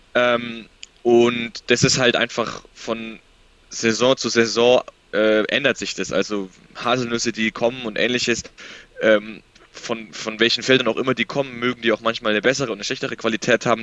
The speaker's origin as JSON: {"language": "German", "town": "Nuremberg", "region": "Bavaria", "country": "Germany", "said": "ich komme aus Nürnberg, wohne in Nürnberg"}